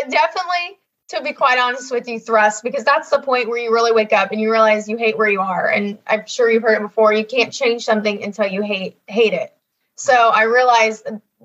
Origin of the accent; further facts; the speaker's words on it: Ohio, United States; I'm from Ohio